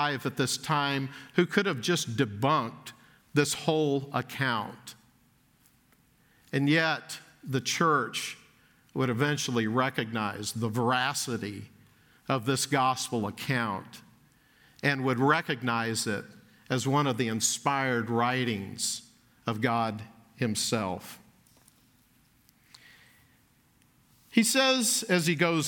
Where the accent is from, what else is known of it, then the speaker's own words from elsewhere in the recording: Dallas, Texas, United States; I grew up in Dallas, was in Dallas as an elementary school student